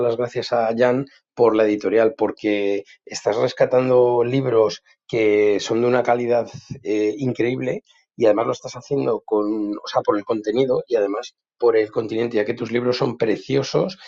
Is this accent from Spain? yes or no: yes; Madrid, Community of Madrid, Spain; now in Bordeaux, France; soy de Madrid, aunque vivo en Burdeos, os escucho desde aquí